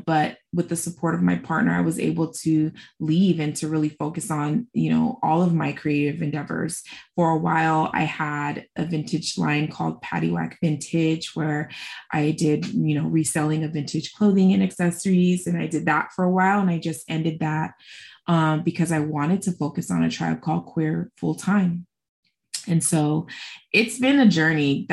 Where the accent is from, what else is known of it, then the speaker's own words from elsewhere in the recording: Los Angeles, California, United States; where are you from? I always say, well, LA County.